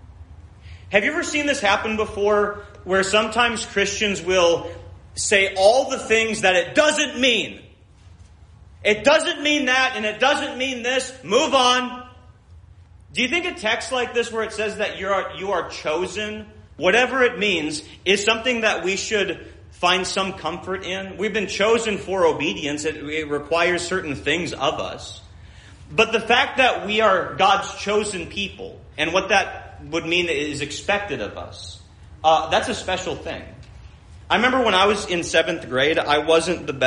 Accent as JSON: {"language": "English", "region": "Minnesota", "country": "United States", "tie": "born or raised there", "said": "When I grew up in Minnesota"}